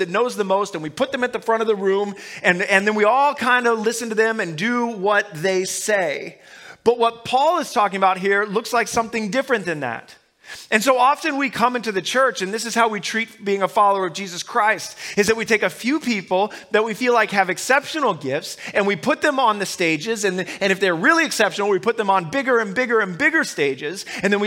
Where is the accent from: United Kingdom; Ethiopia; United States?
United States; Omaha, Nebraska; I grew up in Omaha, Nebraska